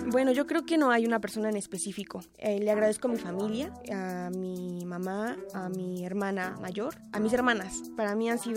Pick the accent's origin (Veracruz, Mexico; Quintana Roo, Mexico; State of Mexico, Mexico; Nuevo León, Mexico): State of Mexico, Mexico; Chalco; Nací en el Estado de México, en el municipio de Chalco.